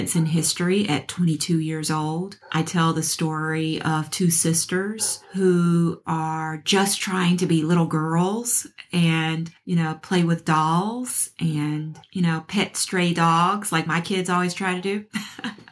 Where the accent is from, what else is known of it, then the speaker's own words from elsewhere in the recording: Memphis, Tennessee, United States; I grew up in Memphis, Tennessee